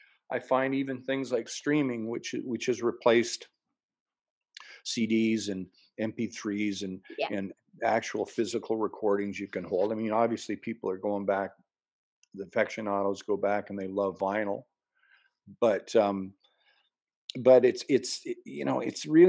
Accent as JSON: {"language": "English", "town": "Lynn Lake", "region": "Manitoba", "country": "Canada", "tie": "born or raised there", "said": "up to my hometown of Lynn Lake, Manitoba, where I was born"}